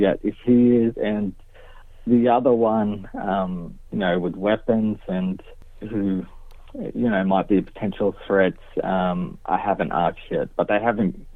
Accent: Gunnedah, New South Wales, Australia; I'm from Gundah, Aboriginal member

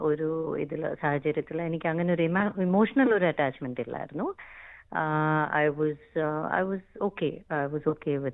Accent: Bahrain; now in Australia; ഞാൻ ഇവിടെ ഓസ്ട്രേലിയയിൽ ടൂ തൗസൻഡ് സിക്സ്റ്റീനിലാണ് വന്നത് അതിന്റെ മുമ്പേ ഞാൻ ബഹ്റൈനിലായിരുന്നു അവിടാണ് ഞാൻ ജനിച്ചു വളർന്നത്

